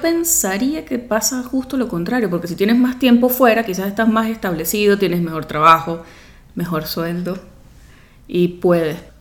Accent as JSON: {"language": "Spanish", "country": "Venezuela", "said": "porque somos venezolanos"}